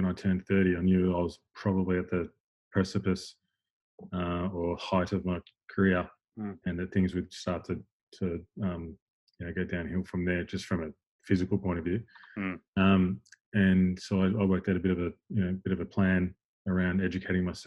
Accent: Melbourne, Victoria, Australia; moved away; also born or lived in Sydney; I'm from Melbourne originally

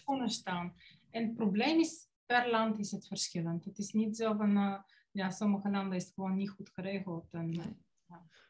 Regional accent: Bulgaria; Dutch is a second language; moved away as an adult; now in Netherlands; ik kom oorspronkelijk uit Bulgarije. In Nederland belandde ik op mijn 19e voor de liefde

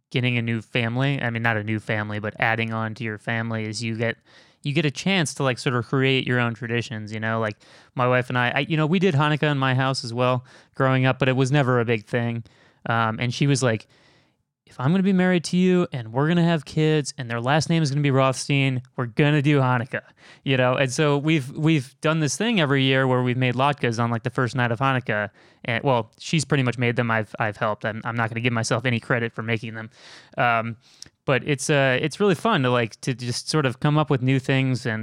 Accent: Chicago, Illinois, United States; Where are you from? Chicago. Chicago.

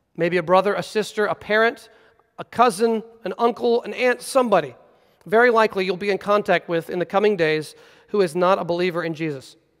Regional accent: United States; as American Christians

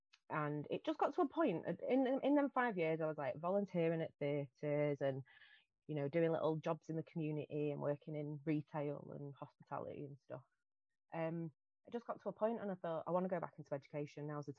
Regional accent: Salford, North West England, United Kingdom; I'm from Salford and I'm a dead proud Salfordian.

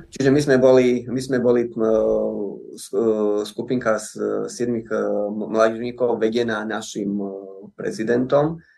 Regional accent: Slovakia; čo sa týka nás, ako to sme boli zo Slovenska

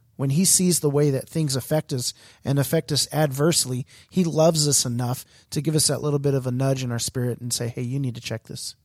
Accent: Houston, Texas, United States; I'm from Houston

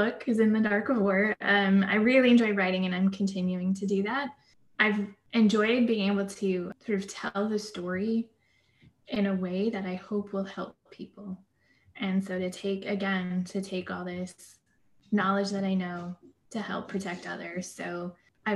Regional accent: Seattle area, Washington, United States; moved away as an adult; help my hometown, because I moved back where I grew up

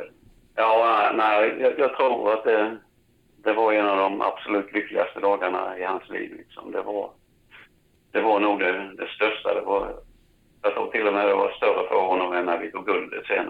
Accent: Växjö, Kronoberg County, Sweden; jag växte upp uppe på Öster, på Parkvägen nere vid, vid Kvarnhagsdammen

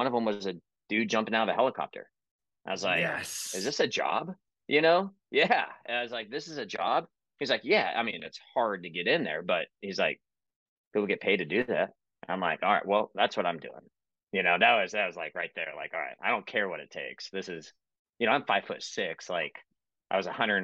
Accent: Seattle area, Washington, United States; I grew up in the Seattle area, Washington State, just outside Seattle

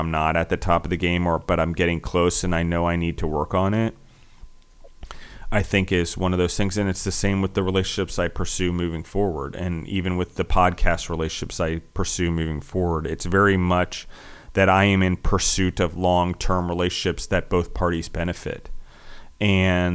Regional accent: United States; also born or lived in Italy; I'm an American

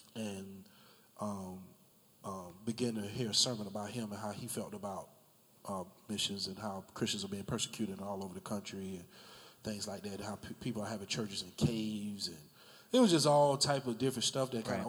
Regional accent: Jacksonville, Florida, United States; I grew up in the Brentwood area

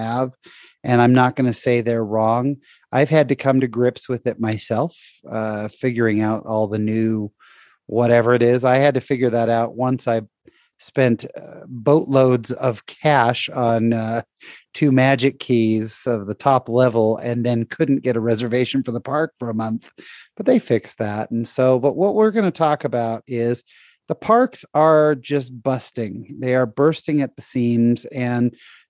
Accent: the Bay Area, California, United States; I'm from the Bay Area. That's where I grew up. I grew up 45 minutes from Golden Gate Park

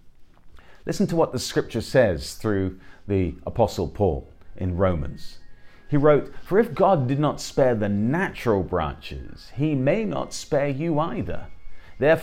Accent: England, United Kingdom; I'm an Englishman

